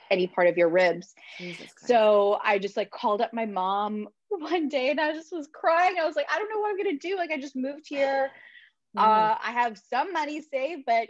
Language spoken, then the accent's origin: English; Vancouver, British Columbia, Canada; I'm originally from Vancouver